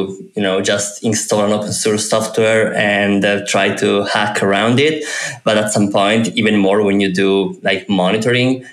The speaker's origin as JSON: {"language": "English", "town": "Turin", "region": "Piedmont", "country": "Italy", "said": "I'm from Italy, and I'm from Turin, from the Alps, really close to the Alps"}